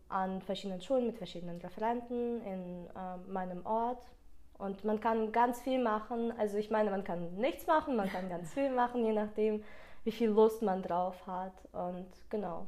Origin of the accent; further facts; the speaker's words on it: Ukraine; first language Russian; German is a second language; now in Germany; dadurch, dass ich aus der Ukraine komme, ist Russisch meine Muttersprache